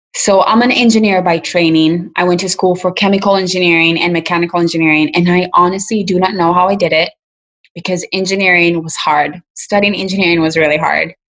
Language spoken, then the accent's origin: English; Kenya; now in United States; African immigrants like me, I'm from Kenya